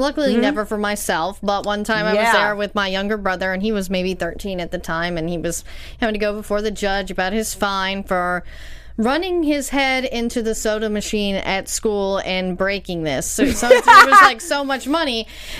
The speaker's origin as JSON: {"language": "English", "town": "Tyler", "region": "Texas", "country": "United States", "said": "So I'm from Tyler, Texas. It's not that small, but it's not that big."}